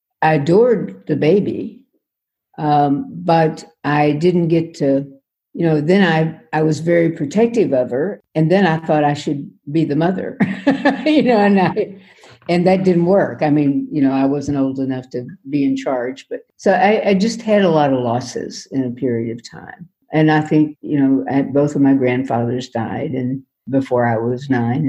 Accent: Far West Texas, United States; I grew up in Far West Texas and the New Mexico line

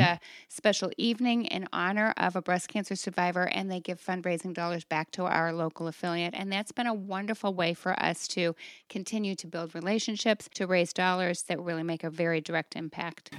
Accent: Toledo, Ohio, United States; I came back to my hometown in the Toledo area

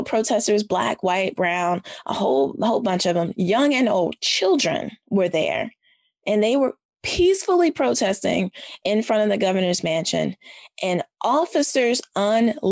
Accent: the South, United States; I'm a Southerner.

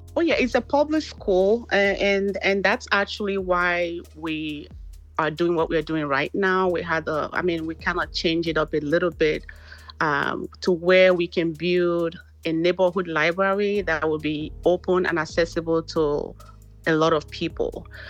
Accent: Nigeria; moved away as an adult; now in Texas, United States; originally I'm from Nigeria. I actually moved down to US um, in 2005 to join my husband

